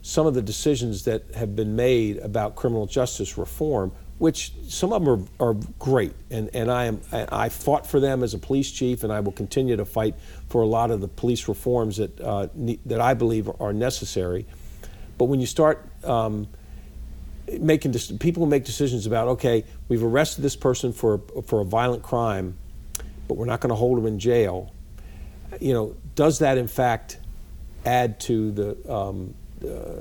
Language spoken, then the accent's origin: English; Baltimore, Maryland, United States; I grew up in Baltimore City